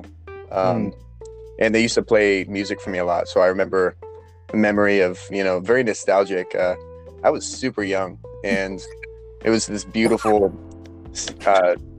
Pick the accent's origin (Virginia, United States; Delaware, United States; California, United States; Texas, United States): California, United States; Big Bear; moved away as an adult; also born or lived in Boston, Massachusetts; now in San Diego, United States; I was born and raised in Big Bear, California